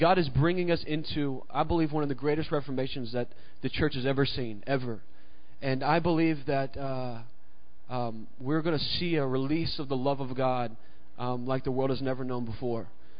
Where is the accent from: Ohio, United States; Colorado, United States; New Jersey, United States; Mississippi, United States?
Mississippi, United States; I grew up in Mississippi, and I remember being in this kindergarten class, and it's one of the earliest memories I have.